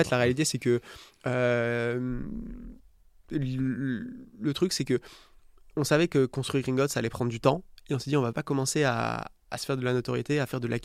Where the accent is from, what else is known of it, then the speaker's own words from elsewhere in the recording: south of France, France; moi, je viens du sud de la France. autour de la Méditerranée et l'été quand j'étais petit